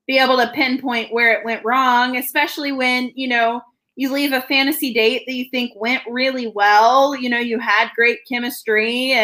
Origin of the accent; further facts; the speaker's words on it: Missouri, United States; moved away; I'm originally from Missouri